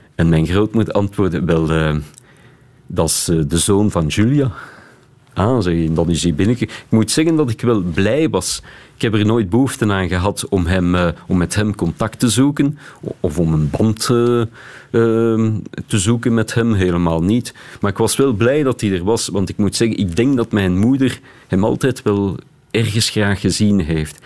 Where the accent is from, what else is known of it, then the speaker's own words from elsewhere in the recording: Beersel, Flanders, Belgium; ik ben opgegroeid in Beersel